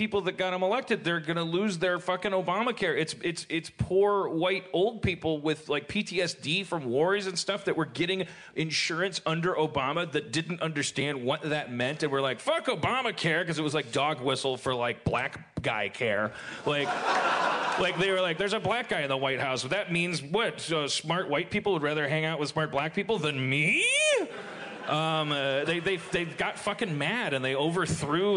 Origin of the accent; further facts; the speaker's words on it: Milwaukee, Wisconsin, United States; moved away; I grew up in Milwaukee.